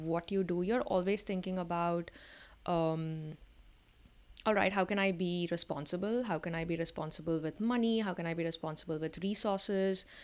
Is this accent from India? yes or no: yes; India; moved away; we were growing up in India in the nineties and the early two thousands